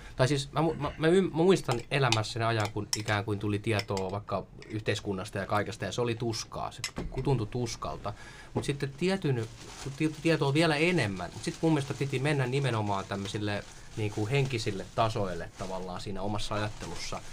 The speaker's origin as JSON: {"language": "Finnish", "town": "Orivesi", "region": "Pirkanmaa", "country": "Finland", "tie": "born or raised there", "also_born_or_lived": "Tampere / Helsinki", "moved": "yes", "said": "Mä oon, mä oon syntynyt Orivedellä pienessä kaupungissa tai kylässä."}